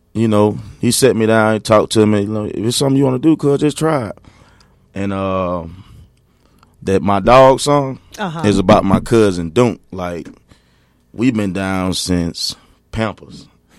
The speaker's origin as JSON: {"language": "English", "town": "East Point", "region": "Georgia", "country": "United States", "tie": "born or raised there", "said": "I'm originally from East Point, Georgia."}